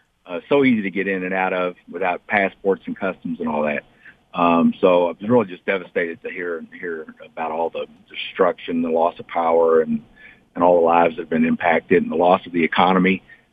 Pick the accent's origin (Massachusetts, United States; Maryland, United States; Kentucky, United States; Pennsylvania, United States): Kentucky, United States; now in Warren, United States; I'm a transplant from Kentucky. So in case you wonder why I talk funny.